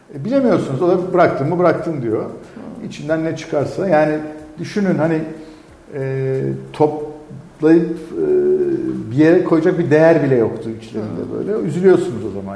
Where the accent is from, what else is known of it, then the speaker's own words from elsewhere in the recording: Elazığ, Elazığ Province, Turkey; moved away; ben Elazığlıyım